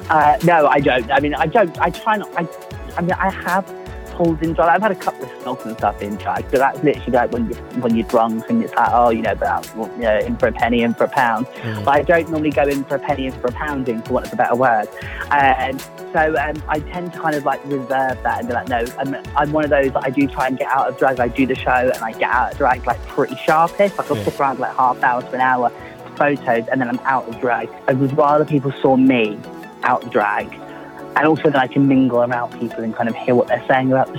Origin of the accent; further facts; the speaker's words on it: London, United Kingdom; I'm originally from London before I moved to the southwest.